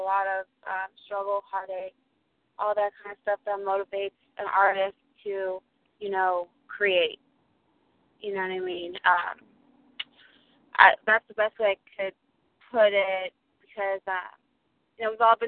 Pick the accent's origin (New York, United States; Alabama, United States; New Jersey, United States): New Jersey, United States; I'm originally from New Jersey, born and raised